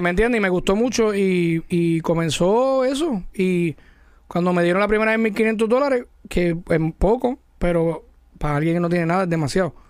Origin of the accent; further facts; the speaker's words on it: Mayagüez, Puerto Rico; yo soy de Mayagüez. Yo no de la Metro